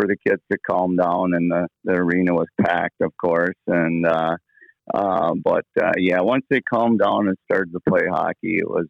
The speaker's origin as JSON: {"language": "English", "town": "Thief River Falls", "region": "Minnesota", "country": "United States", "tie": "born or raised there", "said": "Yeah, I guess it was like a lot like a lot of northern Minnesota kids."}